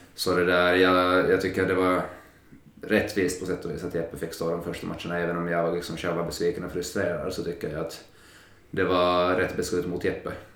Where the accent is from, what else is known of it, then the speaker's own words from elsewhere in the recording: Finland; moved away as an adult; now in Sweden; vi har de flesta hemma i Finland